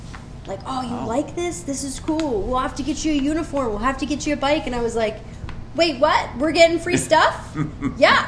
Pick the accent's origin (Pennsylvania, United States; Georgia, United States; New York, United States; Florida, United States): Pennsylvania, United States; Philadelphia; growing up in Philadelphia, Sundays are for football